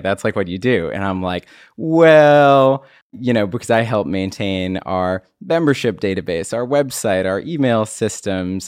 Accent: Maryland, United States; also born or lived in Pittsburgh; I grew up here in Maryland, moved away to Pittsburgh, and then came back

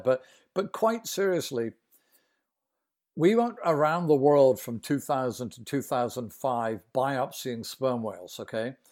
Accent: United Kingdom; now in Boston, United States; I'm British, but I'm near Boston here

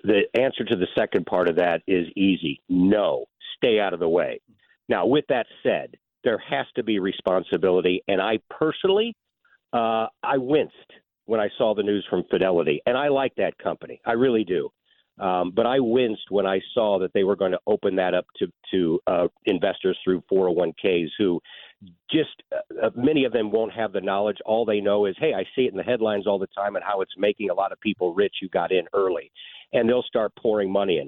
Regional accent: St. Louis, Missouri, United States; I love my hometown. I'm from here

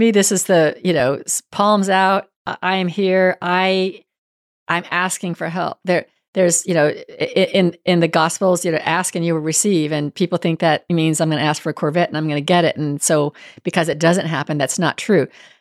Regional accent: Northern California, United States; moved away; also born or lived in Houston; I grew up in Northern California where the weather was good most of the year round

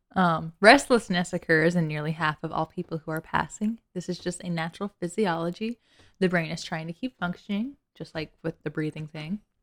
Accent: Lower Alabama, United States; I was from L A. And by L A, I mean Lower Alabama

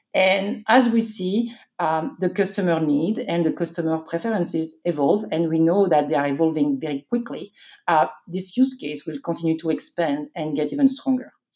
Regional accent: France; moved away as an adult; also born or lived in Belgium; I was born and raised in France.

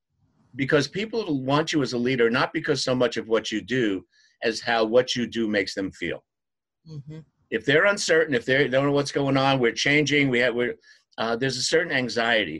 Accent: New York, United States; I'm from New York.

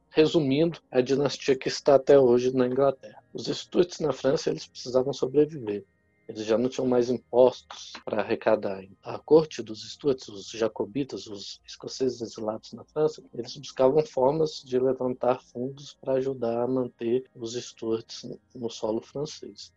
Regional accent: Minas Gerais, Brazil; eu sou mineiro, fui presidente do Triângulo Mineiro e Alto Paranaíba.

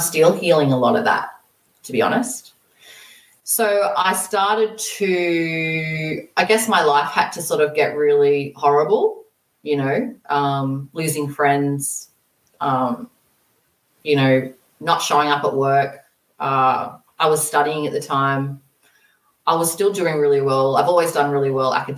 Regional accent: Australia; moved away as an adult; also born or lived in Brisbane; I ended up moving to Brisbane, which is about 10 hours away from my hometown

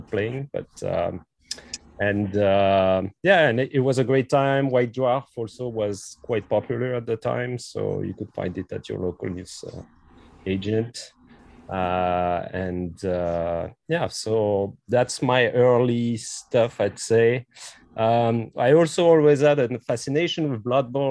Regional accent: Brittany, France; also born or lived in Quebec; now in Montreal, Canada; I'm actually French. I'm from France. I'm from Brittany. So I moved to Quebec 20 years ago now.

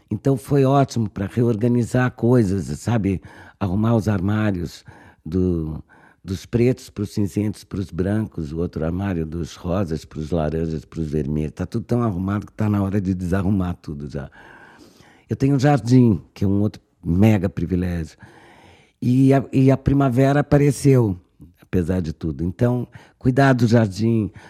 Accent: Brazil; moved away; para ser muito brasileira

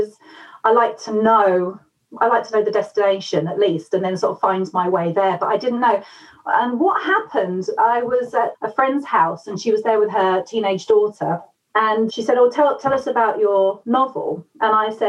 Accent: England, United Kingdom; also born or lived in United States; I am half American, but I was very young when I moved here

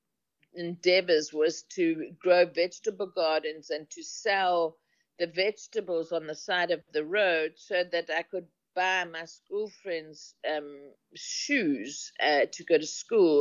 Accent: KwaZulu-Natal, South Africa; first language Zulu; I grew up in KwaZulu-Natal

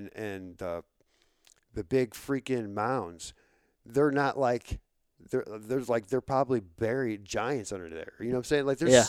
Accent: Florissant, Missouri, United States; Like I don't know anything about our like the downtown St. Louis. I'm from North County. I'm from Florissant, and I like the only time I ever started going downtown is when I had a job down there.

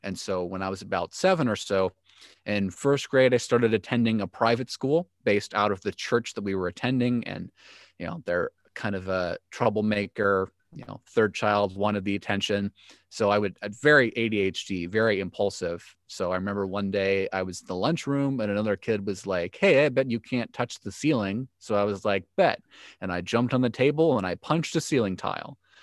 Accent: Joliet, Illinois, United States; I grew up in Joliet, Illinois, third child of professing Christians

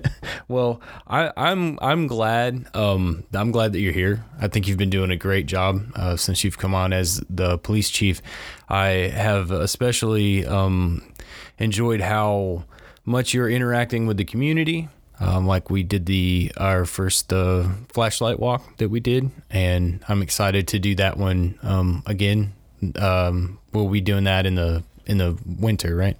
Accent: Crestview, United States; this is my hometown

